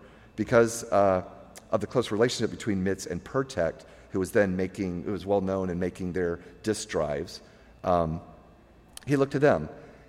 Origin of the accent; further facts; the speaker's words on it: Jacksonville, Florida, United States; I'm from Jacksonville, Florida